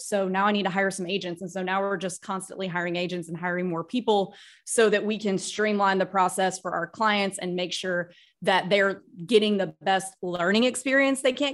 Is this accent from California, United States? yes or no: no; Starkville, Mississippi, United States; moved away as an adult; also born or lived in Texas / New York City / Nashville, Tennessee; now in Florida, United States; We grew up in Starkville, Mississippi, where Mississippi State University is